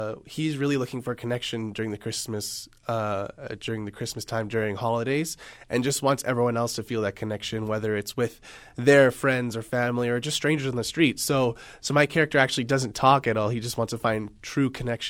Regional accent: Moose Jaw, Saskatchewan, Canada; moved away; my hometown

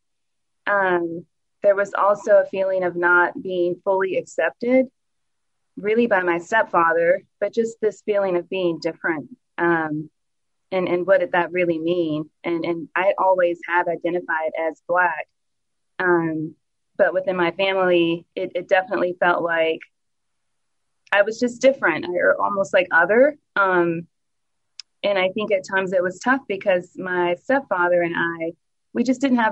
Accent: New Orleans, Louisiana, United States; now in Dallas, United States; I am from New Orleans, born and raised

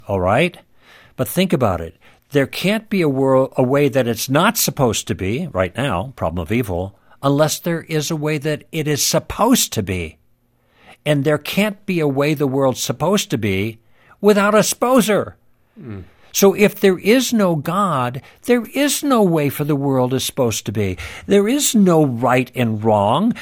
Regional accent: Midwest, United States; moved away; also born or lived in Los Angeles; I grew up in the Midwest

